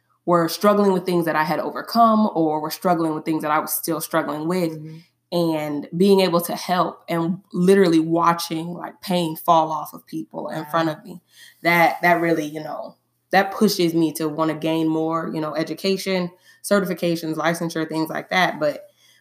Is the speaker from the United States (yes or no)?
yes; Tallahassee, Florida, United States; I was born and raised here in Tallahassee, Florida